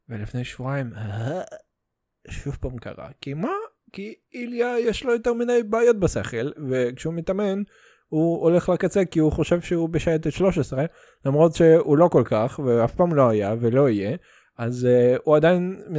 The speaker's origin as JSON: {"language": "Hebrew", "country": "Russia", "said": "אתה יודע, אני רוסי, אז אנחנו חוגגים חג מולד"}